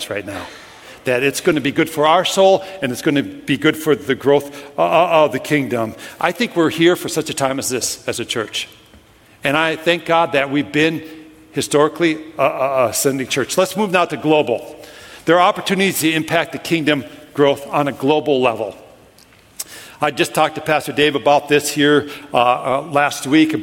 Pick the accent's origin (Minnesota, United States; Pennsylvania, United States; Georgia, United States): Minnesota, United States; I'm from Minnesota.